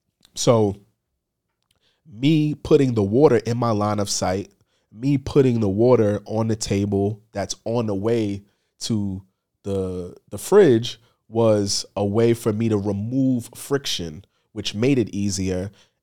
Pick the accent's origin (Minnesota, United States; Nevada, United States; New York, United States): New York, United States; Bronx; Just growing up in the Bronx, but just being a sneakerhead was a vibe